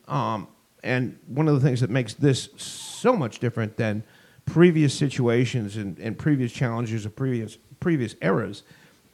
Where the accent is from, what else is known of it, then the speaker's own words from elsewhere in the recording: Boston, Massachusetts, United States; moved away as an adult; also born or lived in Southern California; I grew up in the Boston area in the 1970s, early 1980s. When I left Boston, moved to Southern California